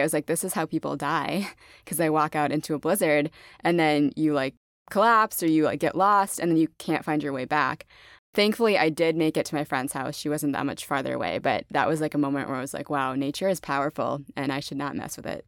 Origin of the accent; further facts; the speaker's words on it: Fargo, North Dakota, United States; now in Austin, United States; I'm in Austin now, but I grew up in Fargo, North Dakota